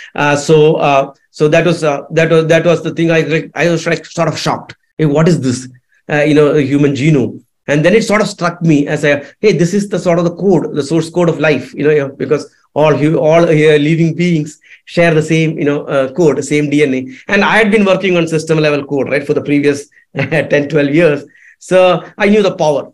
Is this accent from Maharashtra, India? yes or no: no; Kerala, India; Kerala, my home state